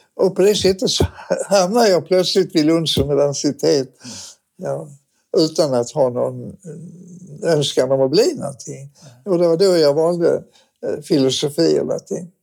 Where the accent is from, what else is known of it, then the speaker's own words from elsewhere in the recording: Malmö, Skåne, Sweden; jag är född och uppvuxen i Malmö